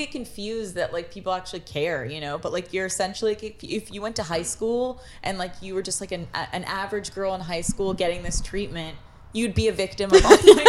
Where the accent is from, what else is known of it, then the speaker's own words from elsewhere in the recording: Toronto, Ontario, Canada; we're from Toronto.